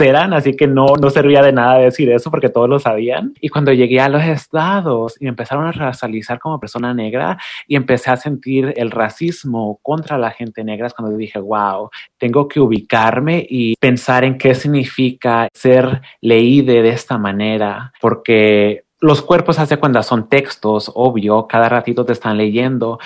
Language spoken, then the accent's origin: Spanish; Oaxaca, Mexico; also born or lived in Boston, Massachusetts / State of Mexico; now in California, United States; crecí en Oaxaca con mi abuela